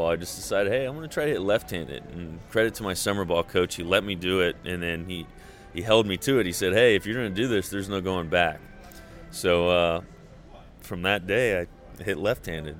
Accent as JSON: {"language": "English", "town": "Houston", "region": "Texas", "country": "United States", "tie": "born or raised there", "also_born_or_lived": "Cypress, Texas", "said": "Growing up in Houston, I remember going to the Astrodome"}